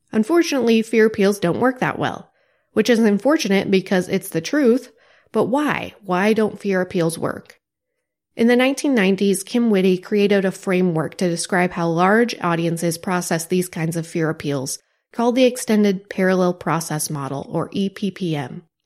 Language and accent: English; Joplin, Missouri, United States; my hometown, Joplin, Missouri, was hit by an F five tornado